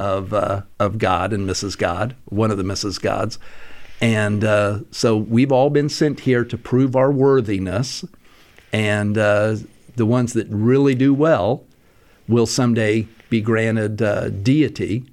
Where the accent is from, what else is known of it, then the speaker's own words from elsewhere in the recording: Salt Lake City, Utah, United States; growing up in Salt Lake